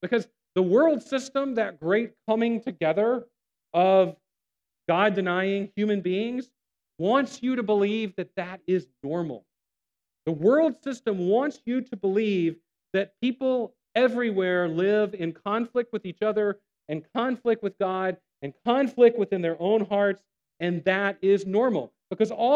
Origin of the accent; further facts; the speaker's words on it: Savannah, Georgia, United States; I grew up here in Savannah